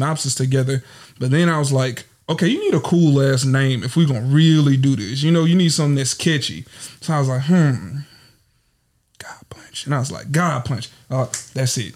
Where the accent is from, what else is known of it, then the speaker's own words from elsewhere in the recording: Natchitoches, Louisiana, United States; moved away as an adult; now in Houston, United States; I'm from Natchitoches, Louisiana. It ain't pronounced the way you spell it, but I'm here, you know. But I live in Houston, Texas, and I've been there for going on 4 years now